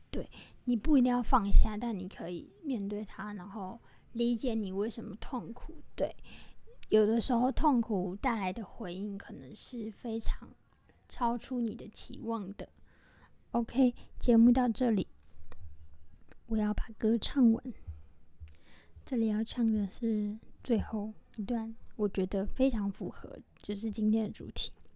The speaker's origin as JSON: {"language": "Chinese", "country": "Taiwan", "said": "身为台湾人"}